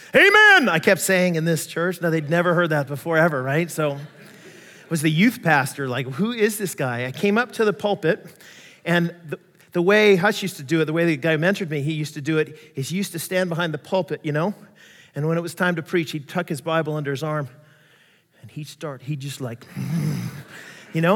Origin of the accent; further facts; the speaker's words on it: United States; I'm American, I grew up not to trust the Russians